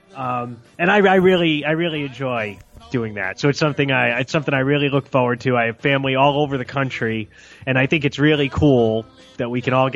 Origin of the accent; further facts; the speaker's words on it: New England, United States; also born or lived in Arizona; I grew up in New England.